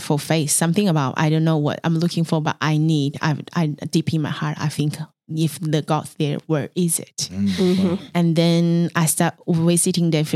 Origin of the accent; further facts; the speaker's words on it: Beijing, China; English is a second language; moved away as an adult; also born or lived in Mongolia; now in Melbourne, Australia; So I was born in Mongolian, and then I grew up in China, mainland Beijing.